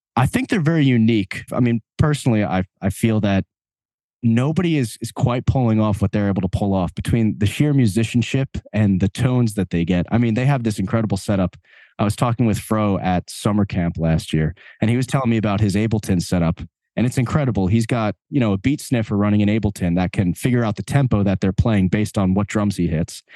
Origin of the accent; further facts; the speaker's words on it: Long Island, New York, United States; also born or lived in Asbury Park; we're both from Long Island.